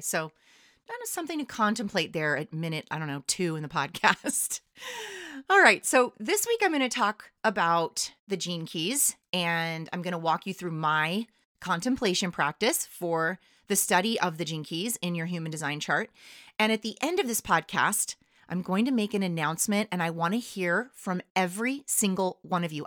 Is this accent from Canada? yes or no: no; California, United States; I'm from California